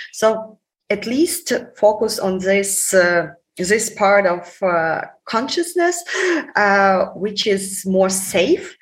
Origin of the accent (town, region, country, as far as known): Ukraine